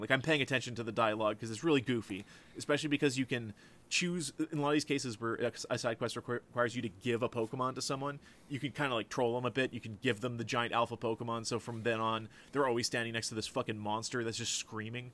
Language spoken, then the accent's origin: English; Canada; as a Canadian